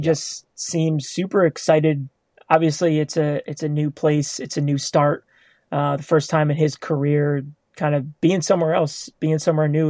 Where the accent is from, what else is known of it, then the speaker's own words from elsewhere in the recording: New York, United States; being a New Yorker